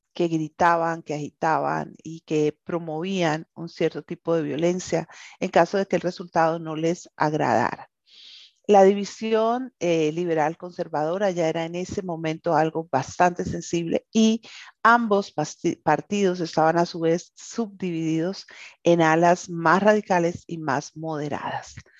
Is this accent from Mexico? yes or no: no; Colombia